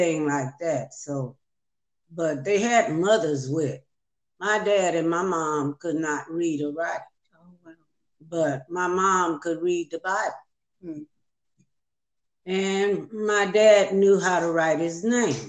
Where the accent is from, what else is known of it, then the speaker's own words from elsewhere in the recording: San Fernando Valley and Compton, California, United States; I grew up in San Fernando Valley, California, part of the way, and then in Compton, California.